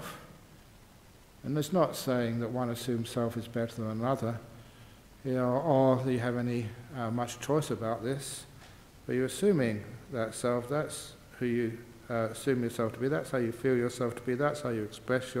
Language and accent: English; England, United Kingdom; I grew up in England.